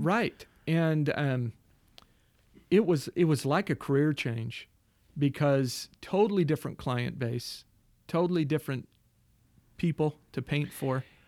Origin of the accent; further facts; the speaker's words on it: Mesa, Arizona, United States; also born or lived in Queen Creek, Arizona; I'm from Mesa, Arizona